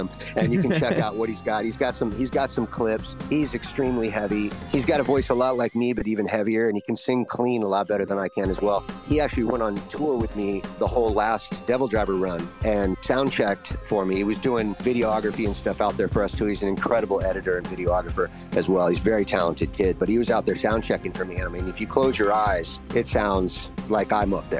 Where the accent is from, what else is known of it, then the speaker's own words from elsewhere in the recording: Los Angeles, California, United States; I was raised in Studio City, Panorama City, which is like where a lot of actors and actresses lived back in the day in the 60s and the 70s